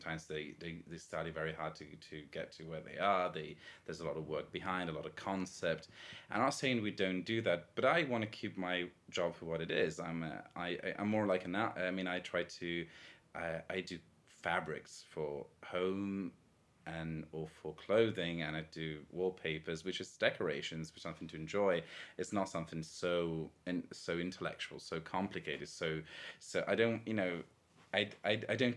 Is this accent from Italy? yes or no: yes; countryside outside of Venice, Veneto, Italy; now in Rome, Italy; I grew up in the Veneto, like in the countryside outside of Venice.